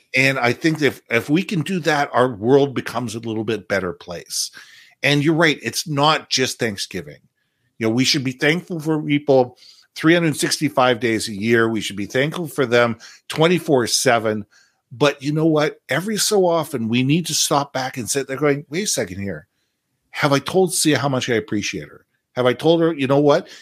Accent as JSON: {"language": "English", "country": "Canada", "also_born_or_lived": "United States", "said": "as a Canadian, I'm a Canadian and American"}